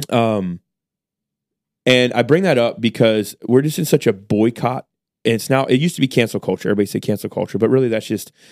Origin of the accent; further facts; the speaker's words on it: United States; I'm an American. Uh, I'm a middle class guy, and we shop there because it helps us save money.